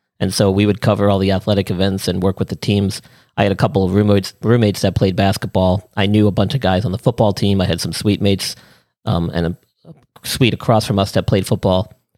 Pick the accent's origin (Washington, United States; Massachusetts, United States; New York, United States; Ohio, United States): New York, United States; growing up in New York, a lot of us were from not just Long Island and stuff, but I went to school upstate.